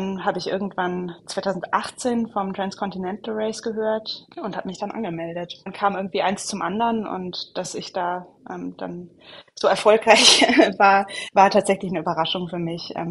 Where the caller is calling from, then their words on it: West Lafayette, Indiana, United States; Hallo, ich bin zugeschaltet aus West Lafayette, Indiana in den USA.